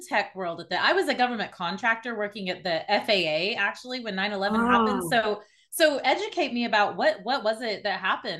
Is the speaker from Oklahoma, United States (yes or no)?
yes; Oklahoma, United States; since I'm from Oklahoma